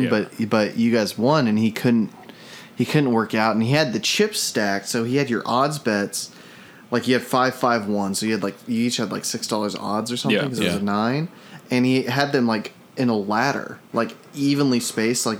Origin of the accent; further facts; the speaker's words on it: Springfield, Missouri, United States; I'm from Springfield, Missouri.